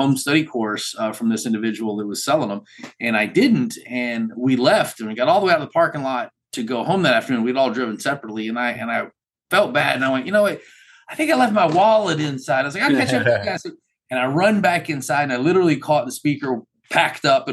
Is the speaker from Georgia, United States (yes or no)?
yes; Macon, Georgia, United States; I'm from Macon, Georgia.